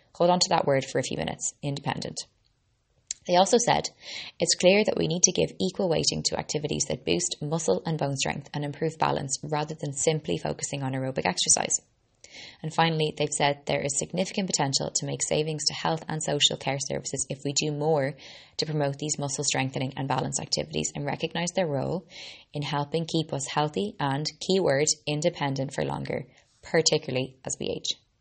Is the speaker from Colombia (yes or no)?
no; Ireland; also born or lived in Boston, Massachusetts, United States; I'm an Irish girl, Boston born